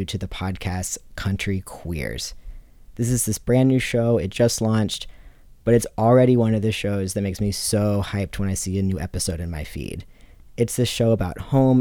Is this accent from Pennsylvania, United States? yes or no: no; Virginia Beach, Virginia, United States; I grew up in Virginia Beach, Virginia